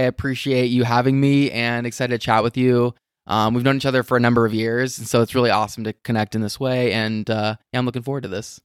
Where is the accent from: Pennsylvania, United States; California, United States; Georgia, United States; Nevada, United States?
Nevada, United States; Las Vegas; I'm from Vegas. I grew up here.